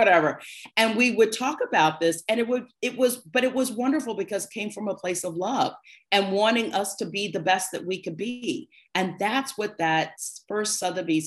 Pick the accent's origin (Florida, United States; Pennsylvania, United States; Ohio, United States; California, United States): Ohio, United States; Cincinnati; moved away; also born or lived in New York; I was from Cincinnati